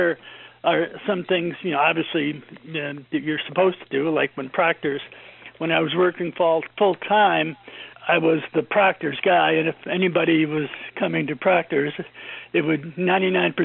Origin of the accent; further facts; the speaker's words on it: Glenville, New York, United States; I grew up on Hetzeltown Road. I lived in, we used to call it East Glenville